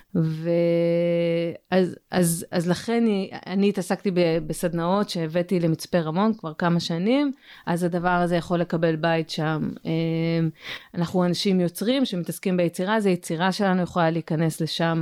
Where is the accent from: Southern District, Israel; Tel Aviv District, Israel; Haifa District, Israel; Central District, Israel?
Southern District, Israel; now in Mitzpe Ramon, Israel; אני גדלתי בדרום.